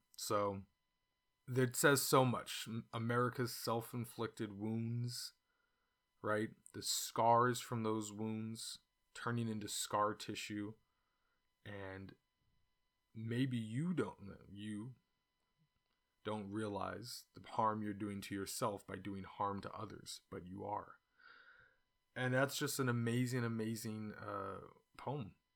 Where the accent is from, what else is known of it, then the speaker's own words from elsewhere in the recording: California, United States; now in China; it's what I grew up eating, even though I grew up in California